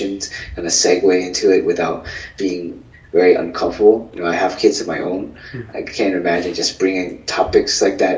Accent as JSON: {"language": "English", "country": "Vietnam", "said": "I'm Vietnamese."}